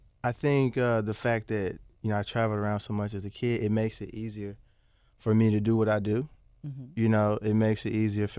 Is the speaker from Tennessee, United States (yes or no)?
yes; Bartlett, Tennessee, United States; Yeah, I grew up in Bartlett.